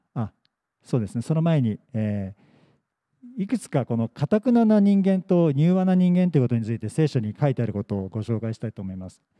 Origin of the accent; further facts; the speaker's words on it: Yokohama, Kanagawa, Japan; also born or lived in Yamagata; 横浜生まれ横浜育ち